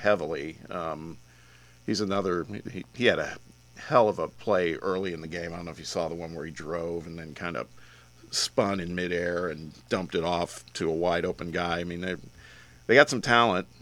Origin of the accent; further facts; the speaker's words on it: Midwest, United States; now in Tennessee, United States; when I was growing up in the Midwest